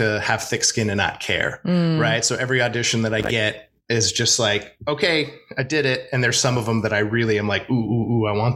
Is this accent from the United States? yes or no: yes; Oregon, United States; moved away as an adult; also born or lived in New York; now in Los Angeles, United States; I'm from Oregon originally